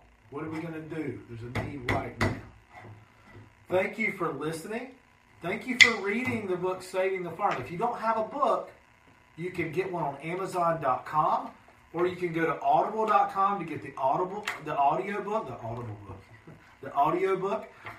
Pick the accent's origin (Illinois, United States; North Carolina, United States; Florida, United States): North Carolina, United States; Shelby; in my hometown, {S2} day. {S1} Shelby, North Carolina.